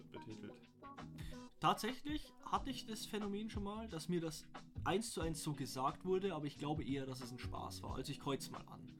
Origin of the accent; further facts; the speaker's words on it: Bavaria, Germany; Wir sind Bayern, wir wurden für unseren Akzent ah. schon verarscht.